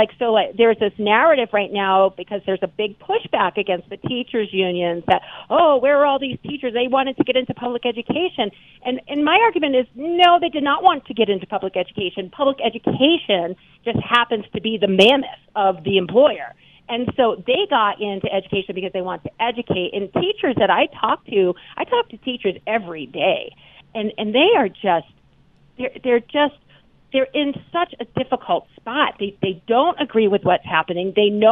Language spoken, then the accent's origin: English; United States; as an American